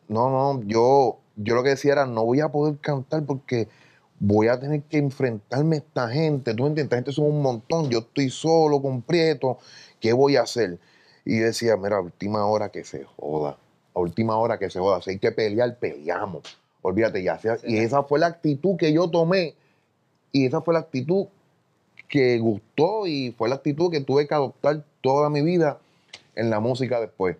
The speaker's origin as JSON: {"language": "Spanish", "town": "Carolina", "country": "Puerto Rico", "tie": "born or raised there", "said": "yo soy de Villa Fontana"}